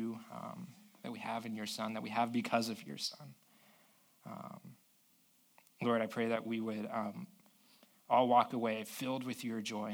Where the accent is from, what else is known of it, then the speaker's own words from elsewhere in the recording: South Florida, United States; now in San Diego, United States; I grew up in South Florida